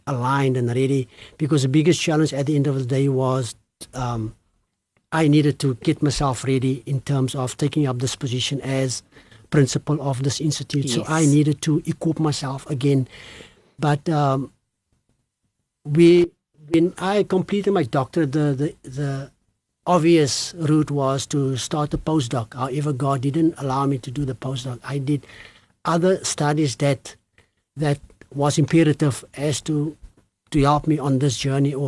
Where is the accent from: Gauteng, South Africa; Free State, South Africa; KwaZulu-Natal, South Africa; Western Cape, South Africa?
Western Cape, South Africa; Cape Town; growing up in the Cape Flats